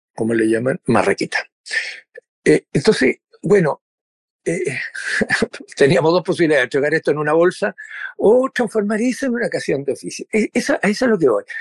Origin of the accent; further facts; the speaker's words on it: Valparaíso, Chile; yo soy porteño, de Valparaíso